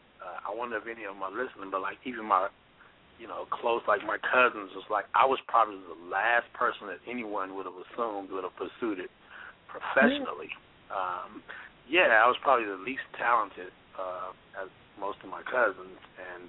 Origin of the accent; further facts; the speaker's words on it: Oklahoma, United States; I grew up in Oklahoma